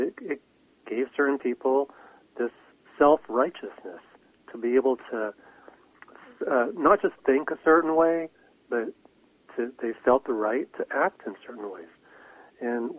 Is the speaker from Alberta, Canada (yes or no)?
no; Vancouver, British Columbia, Canada; growing up in Vancouver